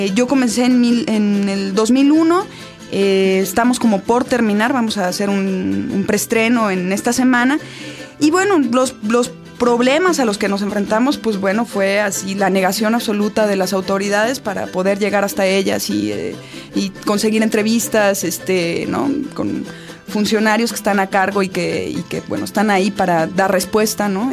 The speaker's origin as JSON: {"language": "Spanish", "region": "Chihuahua", "country": "Mexico", "said": "yo soy de Chihuahua"}